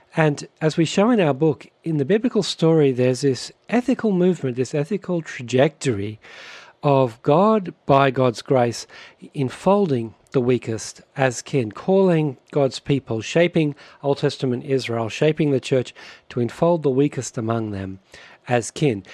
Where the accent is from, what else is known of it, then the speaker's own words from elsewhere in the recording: Australia; moved away as an adult; now in Canada; brothers, we grew up in Australia